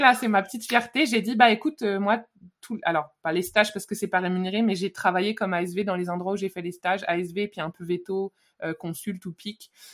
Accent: Lyon, Auvergne-Rhône-Alpes, France; moved away as an adult; jusque là j'ai un peu tout fait sur Lyon, là où j'ai vécu quand j'étais petite

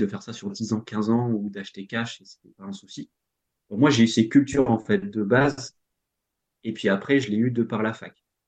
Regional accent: Normandy, France; moved away as an adult; also born or lived in Rennes; je suis normand donc j'habitais en, en, Normandie

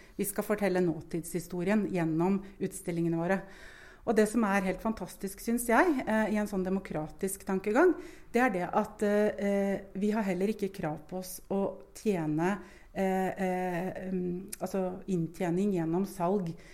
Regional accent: Moss, Østfold, Norway; moved away as an adult; also born or lived in Bergen; now in Lillehammer, Norway; Jeg er sjøl fra Moss og har familie

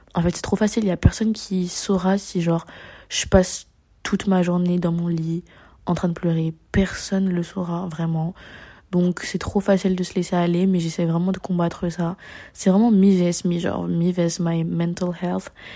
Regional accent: Paris, Île-de-France, France; moved away as an adult; je suis née à Paris. Je suis une Parisienne et tout, euh, de facto

